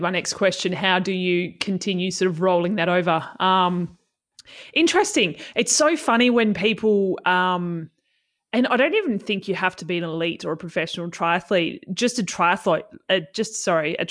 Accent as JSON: {"language": "English", "region": "Tasmania", "country": "Australia", "tie": "born or raised there", "said": "I grew up in Tassie"}